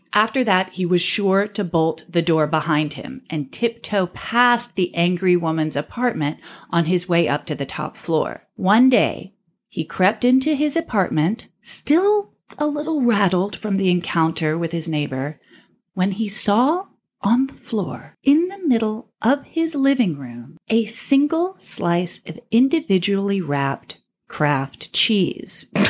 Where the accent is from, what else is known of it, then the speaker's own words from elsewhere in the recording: New York City, New York, United States; also born or lived in Austin, Texas; I grew up in Austin, Texas until I moved to New York when I was seven